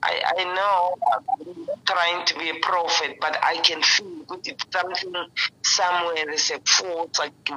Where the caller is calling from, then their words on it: Tembisa, Gauteng, South Africa; I live in Timbis, just after Midrand.